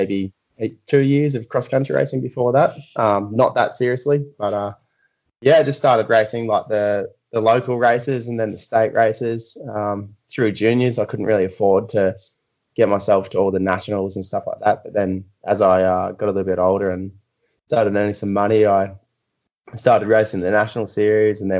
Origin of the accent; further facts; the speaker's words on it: an hour out of Melbourne, Victoria, Australia; now in Hobart, Australia; I was born in the mainland, like an hour out of Melbourne